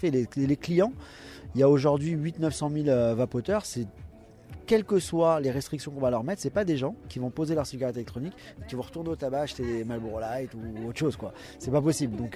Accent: Paris, Île-de-France, France; On est de Paris, on est tous de Paris.

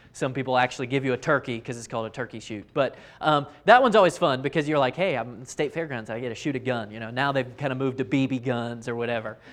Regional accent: Raleigh, North Carolina, United States; I grew up in Raleigh

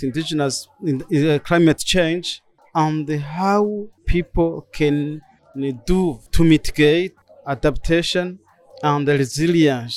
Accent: Burundi; I'm from Burundi, member of the Batwa community, who are indigenous peoples in Burundi.

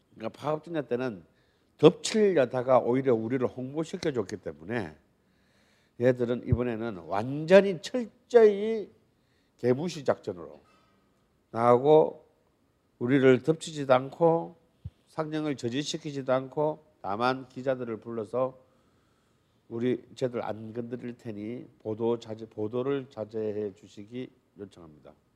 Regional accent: Busan, South Korea; moved away; 그래도 제 고향이 부산 아니겠어요?

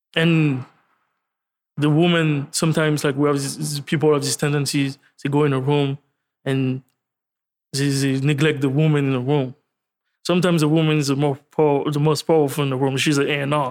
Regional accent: France; I'm, I'm from France.

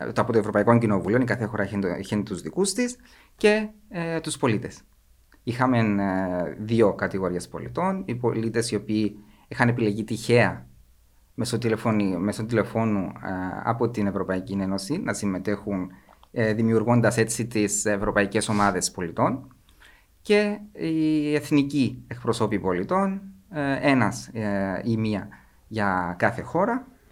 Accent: Kormakitis, Cyprus; Είμαι από τον Κορμαγίτη ένα από τα πιο όμορφα, δεν θα πω το πιο όμορφο για να μην είμαι πολλά κλεισέ, ένα από τα πιο όμορφα χωριά της Κύπρου

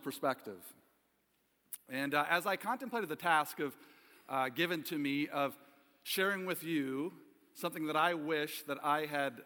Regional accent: Ohio, United States; moved away as an adult; also born or lived in Kalamazoo, Michigan; I was born in 1974 in Kalamazoo, Michigan. My father was pastoring a small little church in Plainwell, Michigan at the time. And at 6 months of age for me, my father received a call to pastor a small church in Ohio. And I grew up in what many called a Mayberry-like town

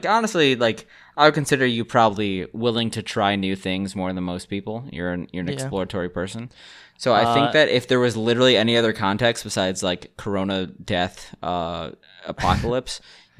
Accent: Gambia; I'm from the Gambia

